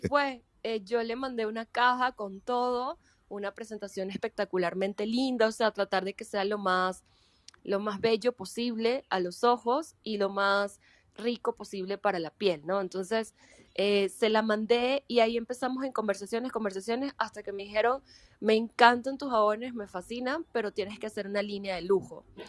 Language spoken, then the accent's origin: Spanish; Venezuela; yo soy actriz venezolana